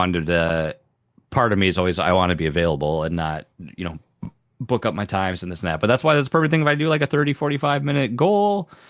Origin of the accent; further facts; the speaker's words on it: Canada; we're both Canadian, and we're like, sorry, I can't.